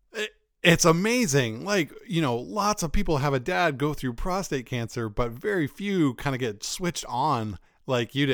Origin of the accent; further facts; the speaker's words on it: Northeastern US, United States; like us Northeasterners